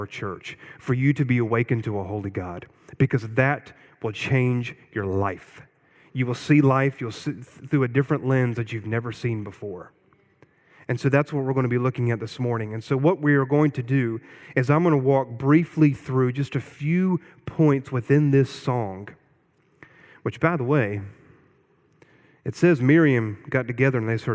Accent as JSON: {"language": "English", "region": "Eastern North Carolina", "country": "United States", "tie": "born or raised there", "said": "I grew up in Eastern North Carolina"}